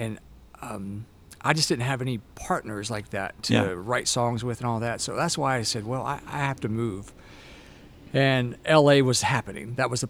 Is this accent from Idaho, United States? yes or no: no; Moss Point, Mississippi, United States; accent: Southern; moved away as an adult; also born or lived in Mobile, Alabama / Los Angeles, California; I was born in Mobile, Alabama, but raised like 30 minutes from there over in Moss Point, Mississippi.